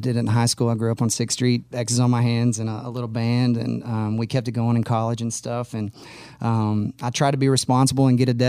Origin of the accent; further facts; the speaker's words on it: Austin, Texas, United States; moved away; Born and raised in Austin, Texas. Actually, never lived anywhere else till I moved here.